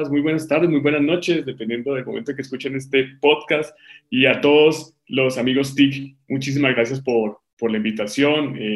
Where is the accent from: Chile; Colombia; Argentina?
Colombia; Tuluá, Valle del Cauca; Tuluá es mi ciudad natal